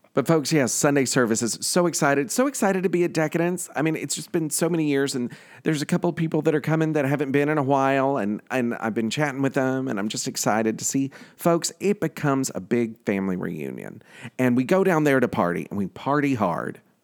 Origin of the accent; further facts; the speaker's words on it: New York City, New York, United States; I'm from Queens